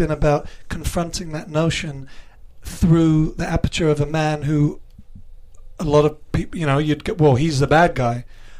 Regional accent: England, United Kingdom; Yeah, English born and raised.

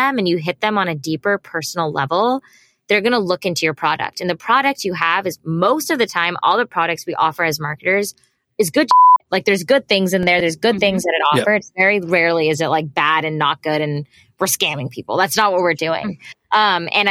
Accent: United States; growing up in the States

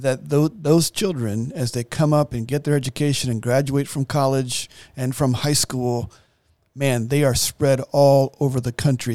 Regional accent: United States; as an American

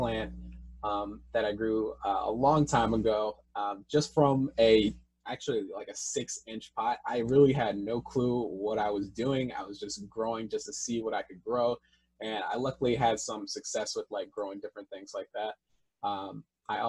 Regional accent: Washington, District of Columbia, United States; also born or lived in Boston; When I came back from Boston back to the DC area where I'm from

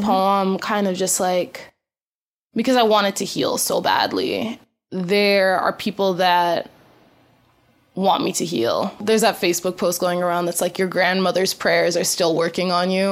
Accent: U.S. Virgin Islands; now in Boston, United States; I grew up on a majority black island, but still like uh factors of like white desirability were like heavily present. We're like an American owned island. We're like a colony of the United States

